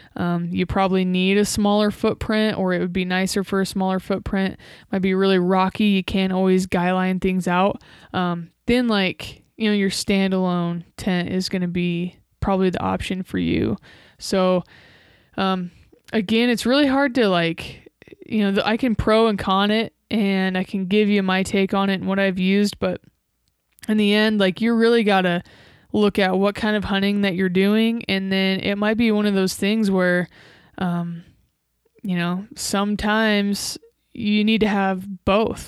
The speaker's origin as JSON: {"language": "English", "region": "Nebraska", "country": "United States", "tie": "born or raised there", "said": "Nebraska, my home state"}